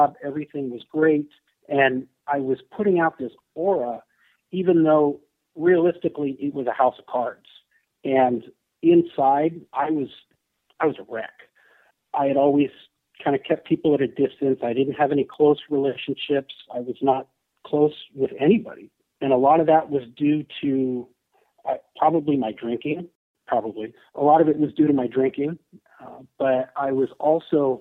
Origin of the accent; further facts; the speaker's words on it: San Francisco Bay Area, California, United States; I'm from the San Francisco Bay Area. Still live there.